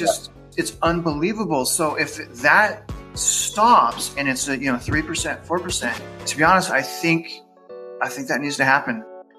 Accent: California, United States; now in Kingwood, United States; I'm from SoCal. SoCal, right, it's like $800,000.

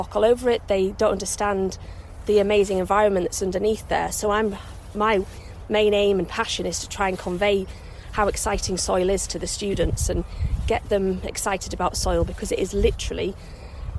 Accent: York, Yorkshire and the Humber, United Kingdom; moved away; I grew up in York, which is near the North Yorkshire Moors

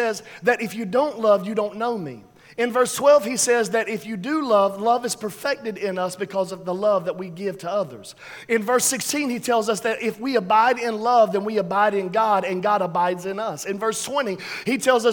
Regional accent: New York City, New York, United States; We're from the South Bronx

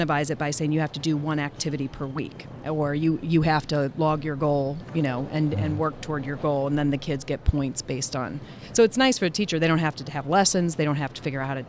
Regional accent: Ohio, United States; I'm from Ohio

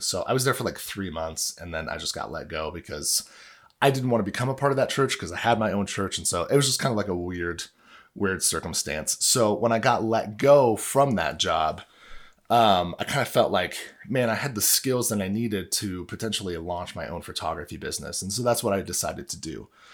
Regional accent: Illinois, United States; I grew up in Illinois, maybe it's 'cause I was just, like, good old Midwestern boy

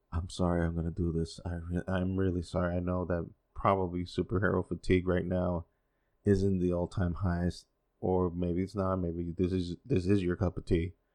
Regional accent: Dominican Republic; first language Spanish; English is a second language; also born or lived in United States; I've been living here most of my life, though I was born in the States, but lived here 'cause my parents are from here

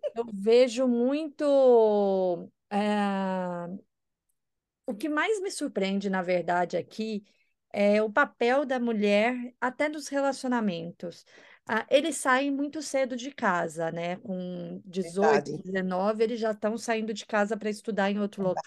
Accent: Goiânia, Goiás, Brazil; moved away as an adult; also born or lived in São Paulo; now in France; minha cidade natal, Goiânia

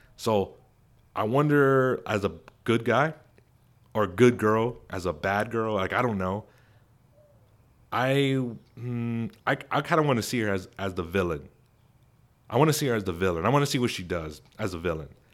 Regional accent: Texas, United States; Arlington, Texas, my home state

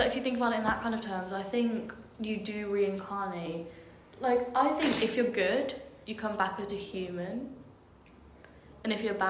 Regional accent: Daventry, East Midlands, United Kingdom; Because I'm from Daventry. Daventry's near Coventry, right?

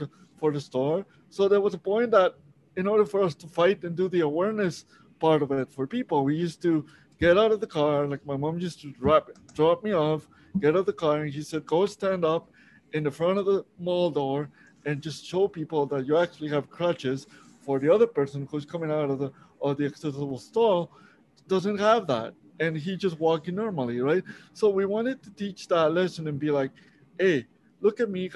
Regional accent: Monterrey, Nuevo León, Mexico; moved away as an adult; now in Canada; I was born in Mexico, Monterrey, Mexico. So I've been actually in Canada for about 17 years now.

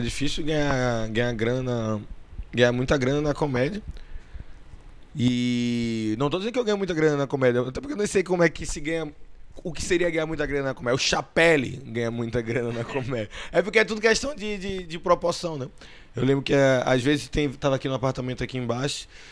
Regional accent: Northeast Region, Brazil; eu sou nordestino

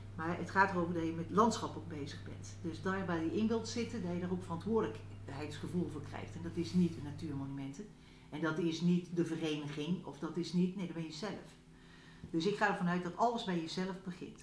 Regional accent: North Brabant, Netherlands; now in Achterhoek, Netherlands; ik kom uit Brabant

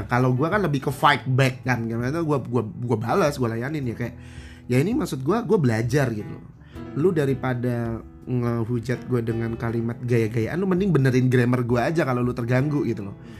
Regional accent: Central Java, Indonesia; moved away as an adult; now in Jakarta, Indonesia; gua ngomong gua orang Jawa, Jawa Tengah

